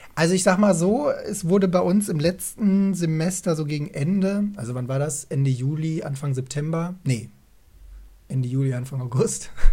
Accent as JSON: {"language": "German", "town": "Essen", "region": "North Rhine-Westphalia", "country": "Germany", "moved": "yes"}